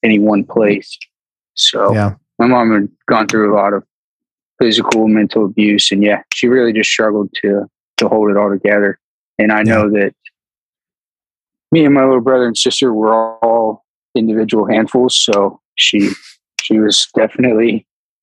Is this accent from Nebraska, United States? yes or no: no; Pinellas County, Florida, United States; moved away; I was born and raised for most of my younger life in Pinellas County, Florida